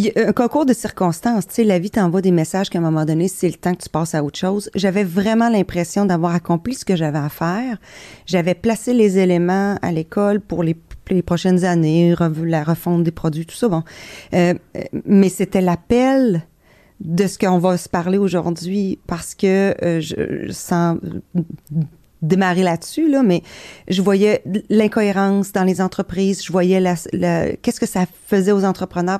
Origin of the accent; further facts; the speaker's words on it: Beauce, Quebec, Canada; je suis Beauceronne